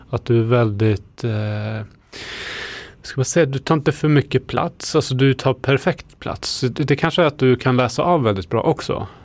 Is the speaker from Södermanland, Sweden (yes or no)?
yes; Eskilstuna, Södermanland, Sweden; now in Södertälje, Sweden; jag kommer från Eskilstuna ursprungligen